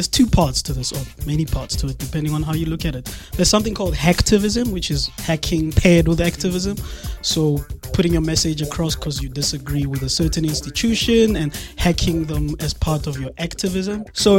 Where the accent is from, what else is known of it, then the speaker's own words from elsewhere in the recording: South Africa; And this is not who we are as South Africans. I'm South African of Mosotho descendant, and my forefathers come from Lesotho.